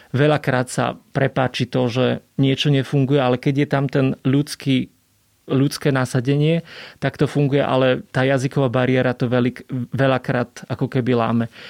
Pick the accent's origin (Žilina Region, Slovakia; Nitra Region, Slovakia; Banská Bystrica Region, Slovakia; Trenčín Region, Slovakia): Žilina Region, Slovakia; Orava; ja som z Oravy